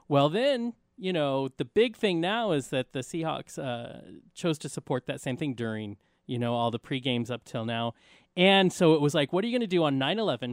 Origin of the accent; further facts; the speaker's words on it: United States; as Americans